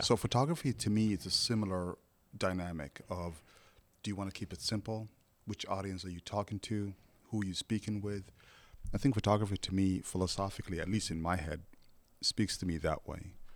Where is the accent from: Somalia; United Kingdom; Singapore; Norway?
Somalia; English is a second language; now in United States; I come from Somalia